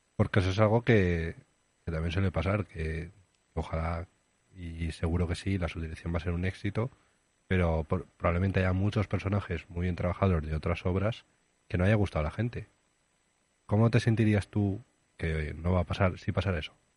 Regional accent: Aragon, Spain; ¿Te vendrías a mi pueblo? Que es un pueblo chico. Bueno, ya conoces mi pueblo. ¿Te vendrías a Campi de Aragón?

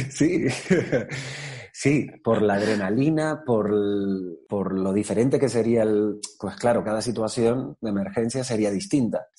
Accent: Tenerife, Canary Islands, Spain; now in Madrid, Spain; me fui a Tenerife, yo soy de allí, soy canario

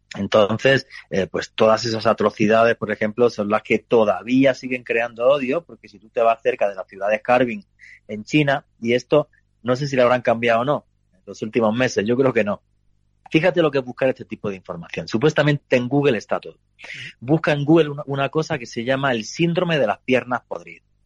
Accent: Granada, Andalusia, Spain; moved away; yo soy de Granada, de un pueblito

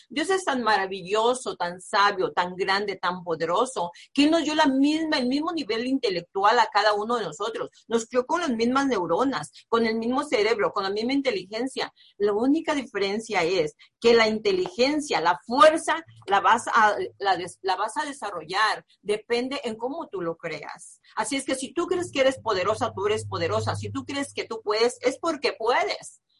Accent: Nayarit, Mexico; now in United States; yo soy de provincia, soy del estado de Nayarit, de un pueblo muy pequeñito

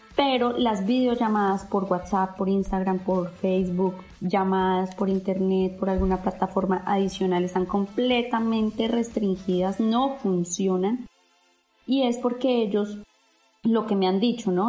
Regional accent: Bogotá, Colombia; moved away as an adult; also born or lived in Medellín; now in Dubai, United Arab Emirates; soy de Bogotá

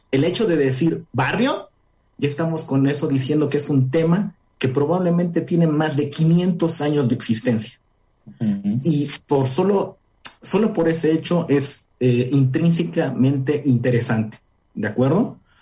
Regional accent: Puebla, Mexico; also born or lived in Nayarit; soy orgullosamente de aquí, soy de Puebla

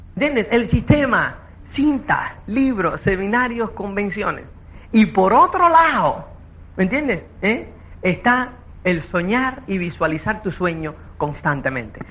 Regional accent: Cuba; now in Spain; como es cubano

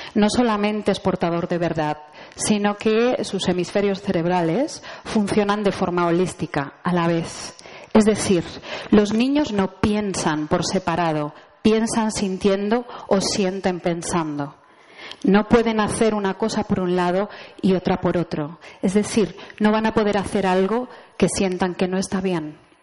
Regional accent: Spain

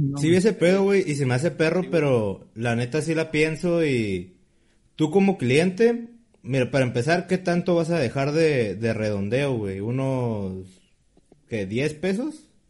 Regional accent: Tijuana, Baja California, Mexico; somos de Tijuana

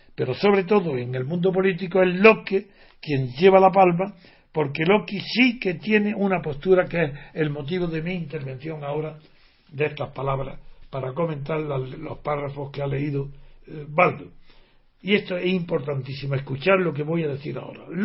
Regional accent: Spain; como español

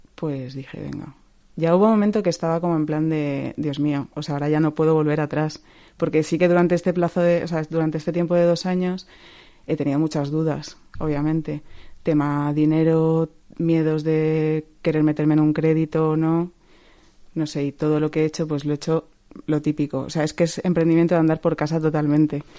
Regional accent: Valencia, Valencian Community, Spain; moved away as an adult; also born or lived in Madrid; yo me quiero volver a Valencia. De hecho, yo llevaba cuatro años en Madrid llorando un poco de me quiero mm. volver a Valencia ya

